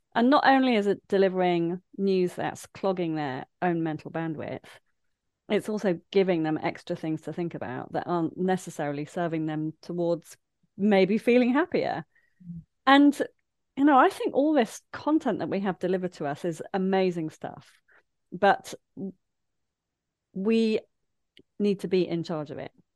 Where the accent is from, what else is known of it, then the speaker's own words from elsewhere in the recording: Leicester, East Midlands, United Kingdom; now in Brighton, United Kingdom; I grew up in Leicester in the landlocked Midlands